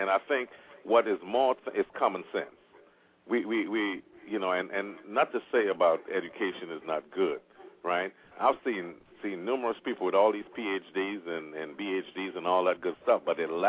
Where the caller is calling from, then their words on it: Oklahoma, United States; I'm calling from Oklahoma, sir.